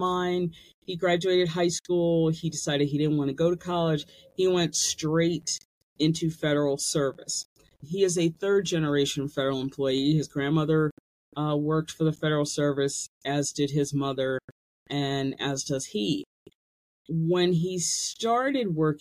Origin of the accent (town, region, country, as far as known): United States